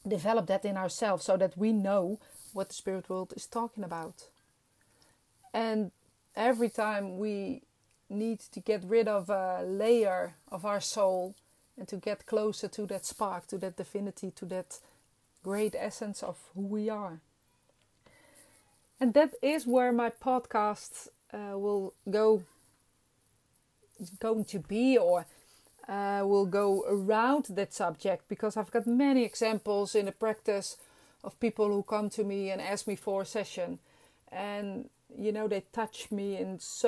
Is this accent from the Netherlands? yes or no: yes; Netherlands; English is a second language; I'm Dutch and this is not my first language